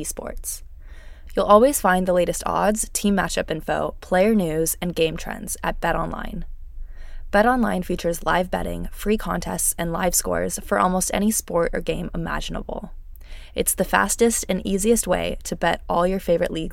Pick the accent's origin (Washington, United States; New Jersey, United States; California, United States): California, United States; San Jose; my hometown